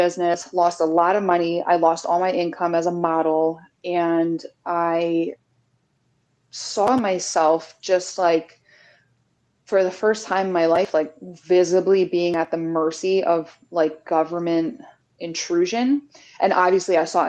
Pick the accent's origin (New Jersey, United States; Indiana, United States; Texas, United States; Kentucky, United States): New Jersey, United States; also born or lived in New York City; I'm from New Jersey